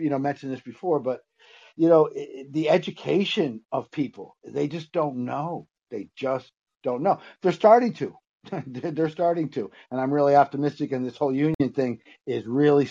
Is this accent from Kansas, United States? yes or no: no; Syracuse, New York, United States; my hometown, Syracuse, New York